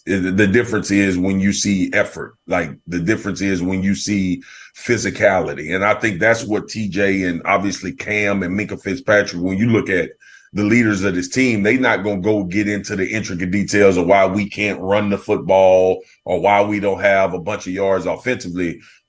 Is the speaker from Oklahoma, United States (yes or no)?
no; Baton Rouge, Louisiana, United States; now in Dallas, United States; I grew up in Baton Rouge, Louisiana, was there all the way throughout college and got drafted, obviously, in Dallas.